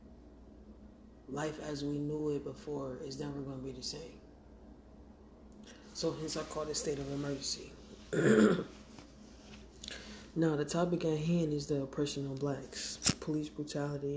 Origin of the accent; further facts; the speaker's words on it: Montgomery, Alabama, United States; now in Syracuse, United States; I grew up in Montgomery, Alabama, and I live in Syracuse, New York